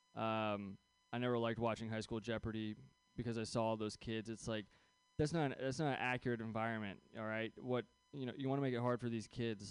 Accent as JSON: {"language": "English", "area": "San Francisco Bay Area", "region": "California", "country": "United States", "tie": "born or raised there", "said": "I grew up here in the Bay Area"}